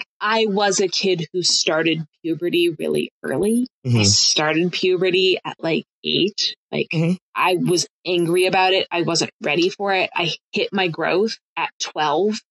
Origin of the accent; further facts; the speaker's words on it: Colorado, United States; walking around my hometown in Colorado at the age of 13 and 14